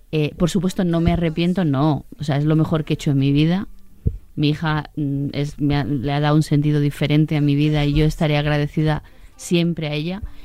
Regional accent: Sanlúcar de Barrameda, Andalusia, Spain; born or raised there; also born or lived in Catalonia

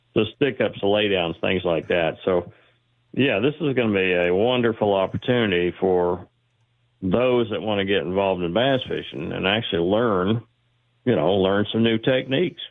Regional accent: Texas, United States; also born or lived in Georgia / Seattle area; now in Seattle, United States; I grew up in Texas, lived in Georgia where these guys are fishing, moved to Seattle area in eighty-six, eighty-eight, and been bass fishing ever since

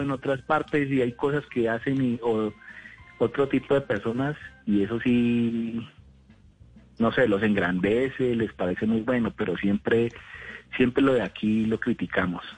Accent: Cali, Valle del Cauca, Colombia; moved away as an adult; now in Sogamoso, Colombia; yo soy de Cali, aunque le estoy hablando de Sogamoso, mm. hace unos años vivo acá

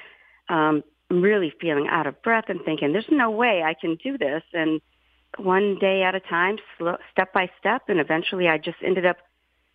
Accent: Massachusetts, United States; now in Torrington, United States; I am initially from Massachusetts, and I live currently in Torrington

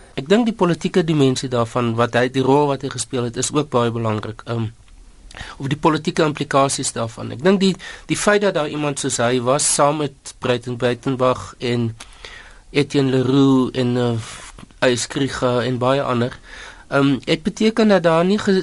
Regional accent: South Africa; ons as Suid-Afrikaners

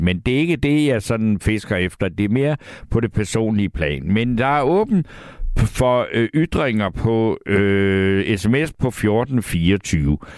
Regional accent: Næstved, Zealand, Denmark; jeg selv er født i Næstved

